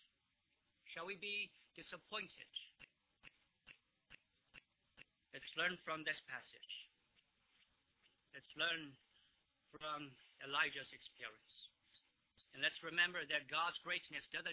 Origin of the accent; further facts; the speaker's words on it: China; now in United States; I come from China, but I became a Christian here in the United States